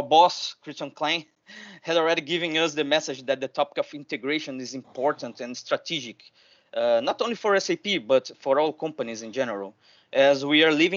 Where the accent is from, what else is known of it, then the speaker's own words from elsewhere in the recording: Rio de Janeiro, Brazil; I'm from Rio de Janeiro. I'm based in Brazil.